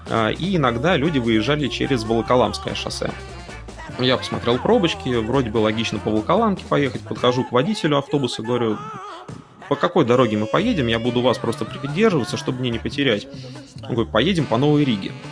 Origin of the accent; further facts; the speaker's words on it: Konakovo, Tver Oblast, Russia; А, я на тот момент не задумывался, что от а, удомля до моего родного города Конакова, что на Волге, в два раза дольше, чем от Москвы до него же.